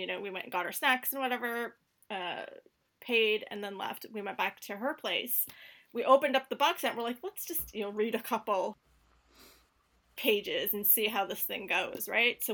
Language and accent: English; Canada; I am Canadian, so I'll start off by saying I'm from Canada